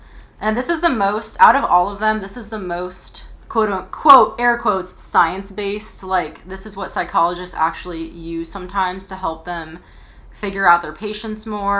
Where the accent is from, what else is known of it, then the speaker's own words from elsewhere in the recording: East Coast, United States; I'm technically from the East Coast too, so.